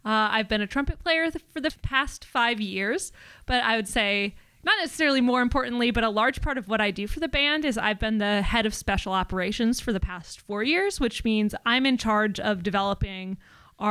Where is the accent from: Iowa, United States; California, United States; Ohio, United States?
Iowa, United States; DeWitt; I am from DeWitt, Iowa. So it's about 20 minutes north of the Quad Cities